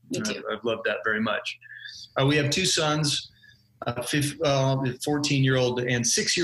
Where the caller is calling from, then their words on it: Denver, Colorado, United States; Yeah, we're currently in Denver, Colorado.